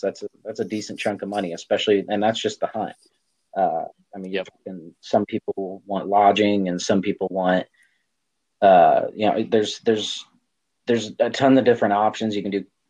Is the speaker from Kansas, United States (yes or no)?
no; Central Illinois, United States; moved away as an adult; also born or lived in Central Texas; now in Texas, United States; born and raised in Central Illinois, and then uh, I relocated to the central Texas area uh, due to the Army